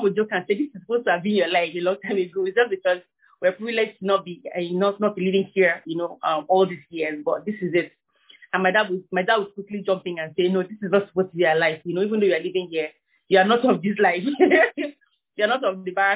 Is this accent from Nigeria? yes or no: yes; Kaduna, Kaduna State, Nigeria; I'm from Kaduna South in Kaduna State. I'm from the minority of my tribe, Nigeria